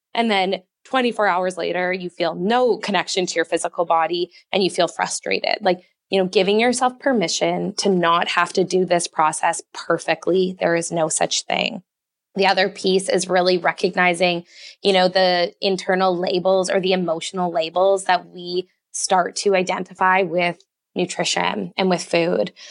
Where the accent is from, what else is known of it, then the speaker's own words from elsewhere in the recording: Canada; I'm Canadian